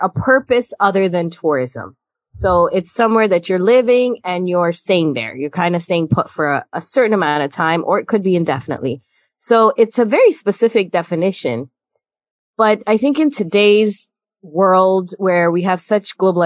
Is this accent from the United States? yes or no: yes; United States; also born or lived in Guyana; I consider myself American as much as anyone else